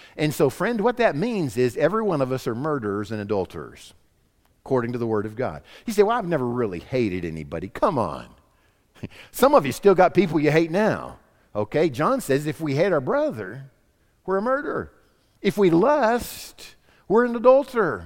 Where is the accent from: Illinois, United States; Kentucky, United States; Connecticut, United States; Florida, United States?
Florida, United States; growing up in Florida for my high school years